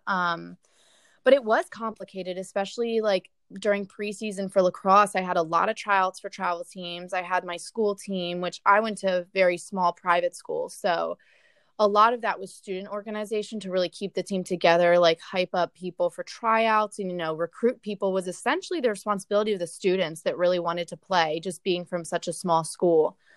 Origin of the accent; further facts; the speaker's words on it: Delaware, United States; I grew up in Delaware